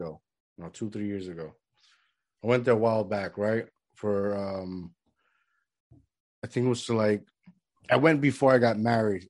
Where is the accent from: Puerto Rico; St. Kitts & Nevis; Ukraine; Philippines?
Puerto Rico; I mean, growing up in Puerto Rico, that's what I think one of the things I miss about it was, like, the day is, like, longer.